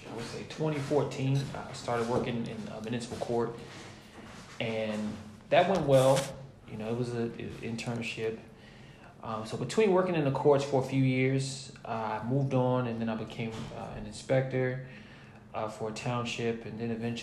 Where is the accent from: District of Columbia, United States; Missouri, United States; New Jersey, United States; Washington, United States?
New Jersey, United States; also born or lived in Virginia; I am from New Jersey. I went to Virginia State back in 2009 to 2013. I moved back home to New Jersey